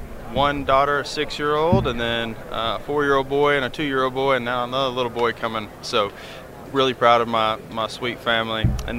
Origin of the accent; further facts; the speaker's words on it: Gainesville, Texas, United States; moved away as an adult; also born or lived in Denton, Texas / Lubbock, Texas; Born in Denton, raised in Gainesville